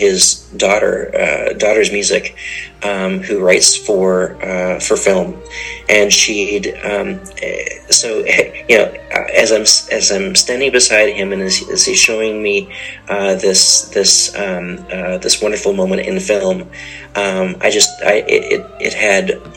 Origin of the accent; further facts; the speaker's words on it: Canada; also born or lived in Oklahoma; as a Canadian culture of composers